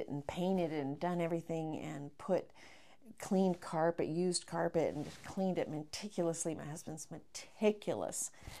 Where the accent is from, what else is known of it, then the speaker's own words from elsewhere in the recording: Sacramento, California, United States; now in Las Vegas, United States; I came from Sacramento and I was like, oh, I have never seen this.